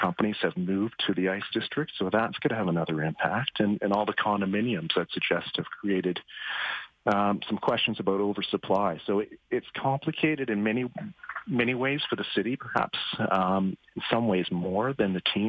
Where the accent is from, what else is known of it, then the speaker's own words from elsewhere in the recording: Winnipeg, Manitoba, Canada; now in Edmonton, Canada; where I grew up in Winnipeg